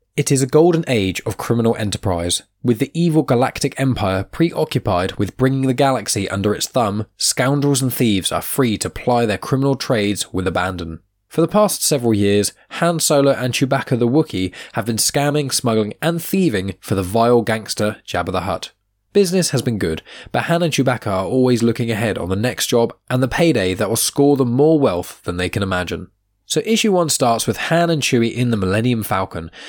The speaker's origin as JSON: {"language": "English", "town": "Southampton", "region": "South East England", "country": "United Kingdom", "tie": "born or raised there", "said": "my hometown where I'm living right now. I say hometown, it's a city called Southampton."}